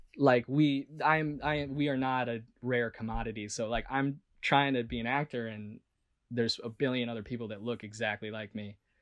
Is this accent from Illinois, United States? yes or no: yes; Chicago, Illinois, United States; moved away as an adult; also born or lived in California; I'm from Chicago, outside of Chicago originally